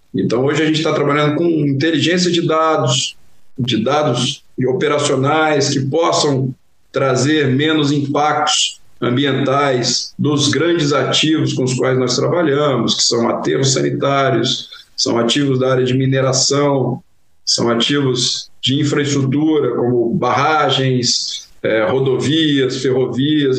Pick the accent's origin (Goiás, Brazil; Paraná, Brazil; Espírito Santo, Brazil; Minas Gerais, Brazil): Goiás, Brazil; interior of; moved away as an adult; now in Rio de Janeiro, Brazil; eu venho de Goiás, do interior de Goiás